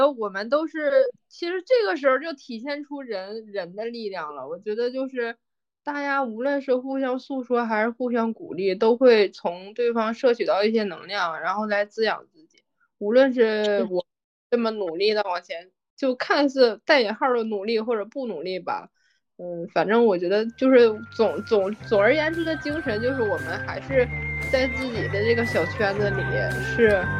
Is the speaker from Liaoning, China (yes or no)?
yes; Tieling, Liaoning, China; moved away; 我我就可能说我就我就是我老家，我老家就是铁岭，